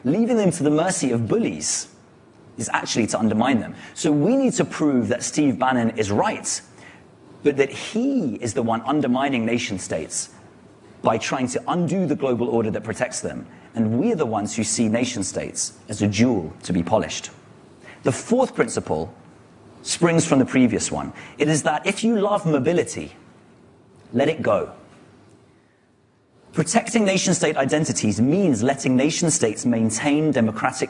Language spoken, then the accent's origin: English; London, United Kingdom; I am a Londoner long before I am a Briton